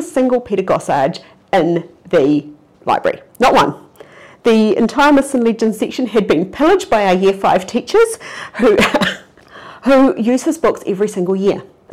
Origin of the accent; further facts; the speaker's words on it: New Zealand; of my generation growing up in New Zealand